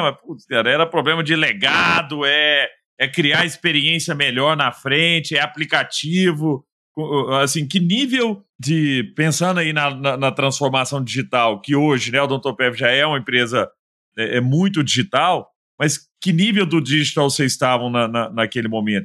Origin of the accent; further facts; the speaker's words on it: Araguari, Minas Gerais, Brazil; lá em Araguari, né, na minha terra natal